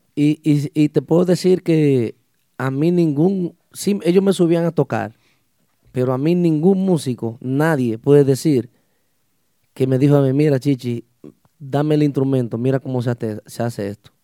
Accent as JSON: {"language": "Spanish", "area": "Los Hidalgos", "region": "Puerto Plata", "country": "Dominican Republic", "said": "somos de, un municipio, municipio de, de la provincia de Puerto Plata, el Mamelos Hidalgos"}